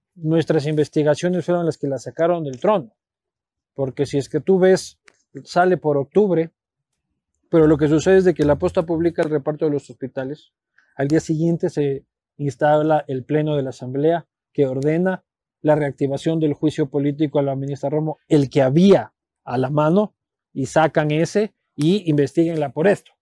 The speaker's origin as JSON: {"language": "Spanish", "town": "Quito", "region": "Pichincha", "country": "Ecuador", "tie": "born or raised there", "also_born_or_lived": "Spain", "said": "yo soy nacido en Quito, criado en Quito, vivo en Quito, amo Quito"}